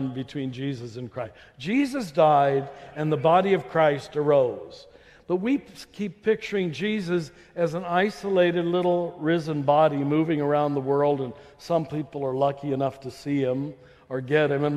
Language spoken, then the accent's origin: English; Topeka, Kansas, United States; moved away; in a Methodist church where I grew up in Topeka